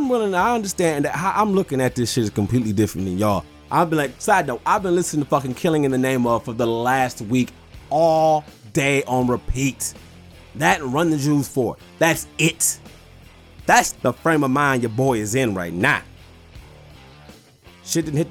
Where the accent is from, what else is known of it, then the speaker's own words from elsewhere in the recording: Detroit, Michigan, United States; I'm from Detroit